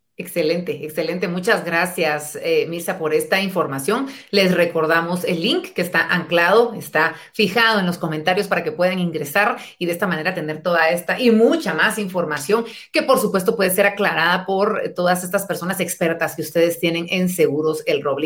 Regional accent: Guatemala; nuestra Guatemala

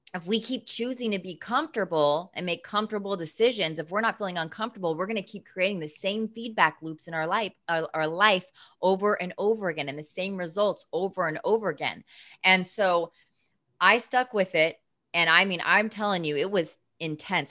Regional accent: Seattle, Washington, United States; moved away as an adult; also born or lived in San Diego; I'm from Seattle.

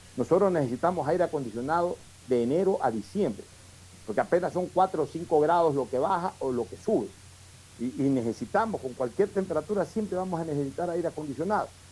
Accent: Ecuador; Nosotros también somos ecuatorianos

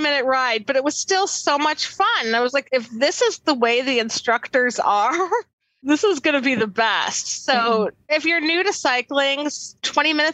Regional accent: Milwaukee, Wisconsin, United States; I'm from Milwaukee

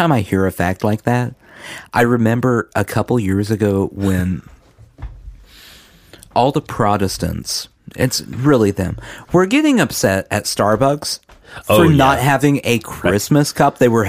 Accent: Oklahoma, United States; now in Tennessee, United States; We're from Oklahoma.

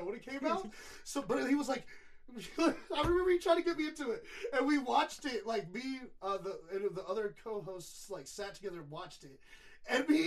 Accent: New Orleans, Louisiana, United States; moved away; also born or lived in Texas; I was born and raised in New Orleans before Katrina happened, moved to Texas.

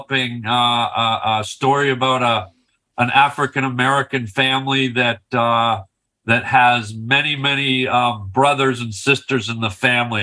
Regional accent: Canada; I'm from Canada

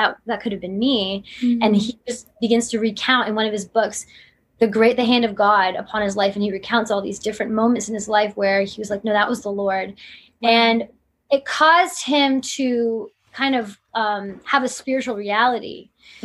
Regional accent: Canada; being a Canadian.

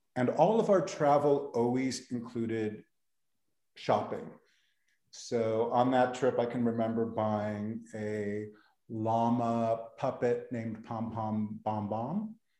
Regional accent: Beverly Hills, California, United States; also born or lived in East Los Angeles; I'm originally from Los Angeles. I was born in East LA and grew up in Beverly Hills

